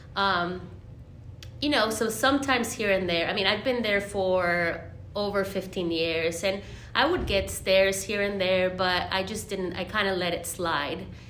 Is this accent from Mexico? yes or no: yes; Monterrey, Nuevo León, Mexico; now in Nashville, United States; I am from Monterrey, Mexico.